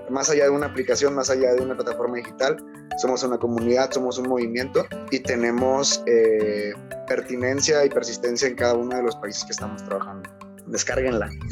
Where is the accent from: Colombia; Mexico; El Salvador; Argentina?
Mexico; Tonalá, Chiapas; soy originario de, México, específicamente pues yo nací en Tonalá, en Tonalá, Chiapas